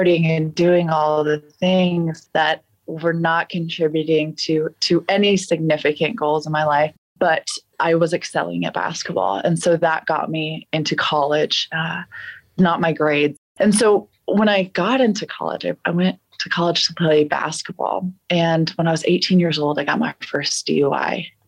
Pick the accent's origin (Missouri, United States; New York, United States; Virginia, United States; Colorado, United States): Colorado, United States; also born or lived in Texas; I was born in Texas, but I've lived in Colorado most of my life